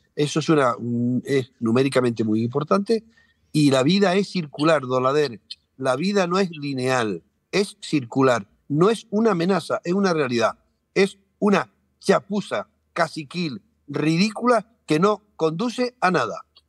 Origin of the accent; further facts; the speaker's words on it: Canary Islands, Spain; Nosotros dos estamos en Tenerife. Eh, quiere decir que no tiene mayor, somos canarios todos